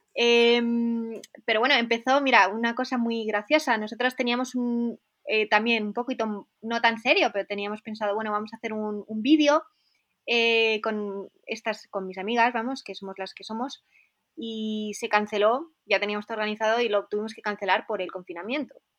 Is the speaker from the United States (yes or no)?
no; Spain; accent: Spanish; moved away as an adult; now in Innsbruck, Austria; como española